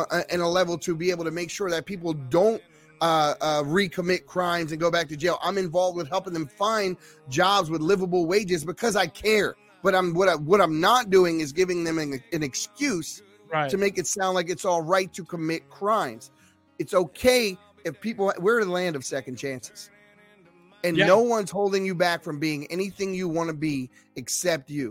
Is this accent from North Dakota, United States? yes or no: no; Baltimore, Maryland, United States; now in Nevada, United States; I grew up in Baltimore City and the projects